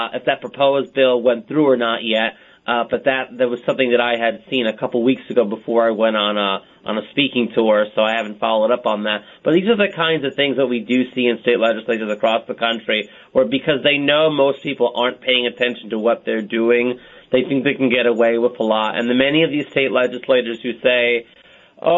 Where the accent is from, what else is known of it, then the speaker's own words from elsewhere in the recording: Wisconsin, United States; my home state of Wisconsin